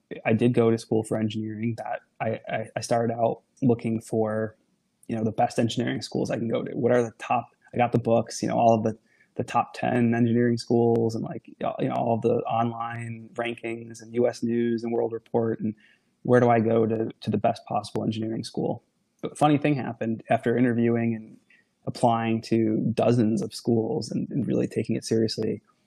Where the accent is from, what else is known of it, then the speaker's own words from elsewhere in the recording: Niagara Falls, New York, United States; I grew up in the Niagara Falls, New York area of the country.